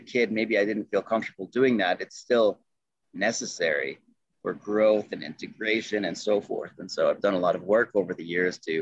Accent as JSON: {"language": "English", "area": "Adirondack Mountains", "region": "upstate New York", "country": "United States", "tie": "born or raised there", "also_born_or_lived": "Duino, Italy", "moved": "as an adult", "lives_now": "Nederland, Colorado, United States", "said": "I was born just outside of New York City, but I didn't have any meaningful experiences there as a kid. We moved when I was about 2 years old to the Adirondack Mountains. That's in upstate New York."}